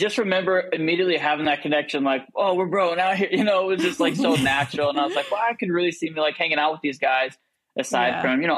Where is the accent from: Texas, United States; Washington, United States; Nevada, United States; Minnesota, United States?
Washington, United States; moved away as an adult; now in Celebration, United States; I'm from Washington State